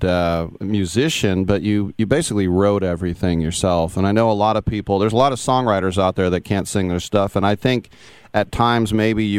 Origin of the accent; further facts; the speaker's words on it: Bay Area, California, United States; growing up in the Bay Area